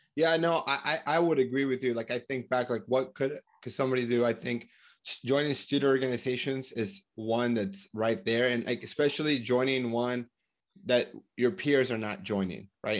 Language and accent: English; United States; also born or lived in Colombia; I grew up in America, I'm from Colombia